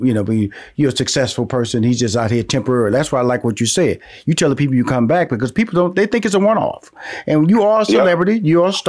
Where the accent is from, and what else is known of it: Houston, Texas, United States; now in Atlanta, United States